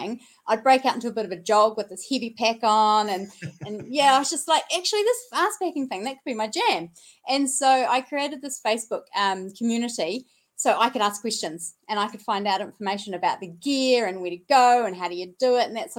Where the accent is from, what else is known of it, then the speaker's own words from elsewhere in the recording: Timaru, Canterbury, New Zealand; I'm from Timaru